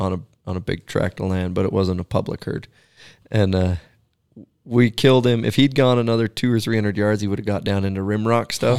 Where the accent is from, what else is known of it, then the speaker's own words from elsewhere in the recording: Pacific Northwest, Oregon, United States; moved away as an adult; also born or lived in Alaska; now in Wyoming, United States; growing up in Pacific Northwest